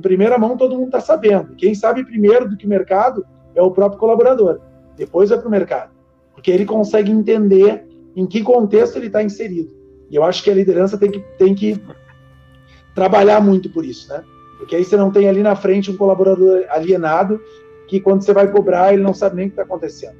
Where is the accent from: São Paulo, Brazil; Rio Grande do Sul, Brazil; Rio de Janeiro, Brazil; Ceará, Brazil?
Rio Grande do Sul, Brazil; Novo Hamburgo; Eu que sou da região de Novo Hamburgo